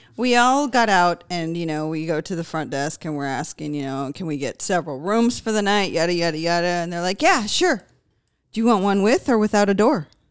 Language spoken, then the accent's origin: English; California, United States; I grew up in California, so the weather wasn't bad